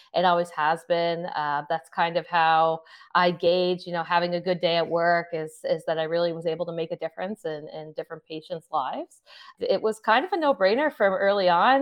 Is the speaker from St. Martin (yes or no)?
no; Sydney, Nova Scotia, Canada; I'm from Sydney, Nova Scotia